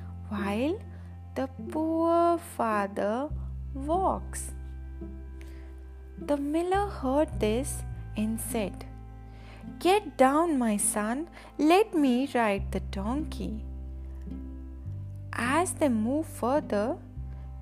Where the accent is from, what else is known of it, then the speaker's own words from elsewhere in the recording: India; I'm from India